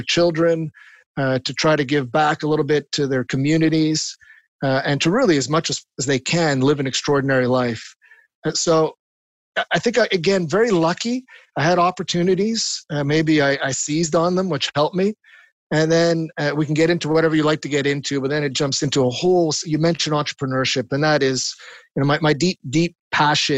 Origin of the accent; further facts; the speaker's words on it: Montreal, Quebec, Canada; he was very involved with the Montreal Symphony, the orchestra here in Montreal. Mm. And because of that, growing up on Tuesday nights, often the guests would come to our home